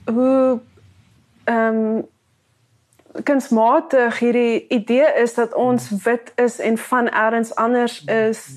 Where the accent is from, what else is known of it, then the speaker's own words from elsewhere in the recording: South Africa; vra iemand vir jou where you from en dan sê jy I'm an African, ek is 'n Afrikaner.